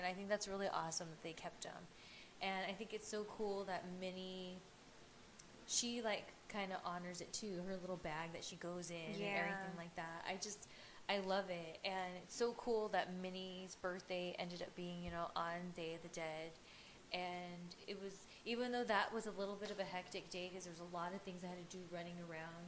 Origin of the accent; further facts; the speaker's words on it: Ontario, California, United States; our old neck of the woods where we grew up in Ontario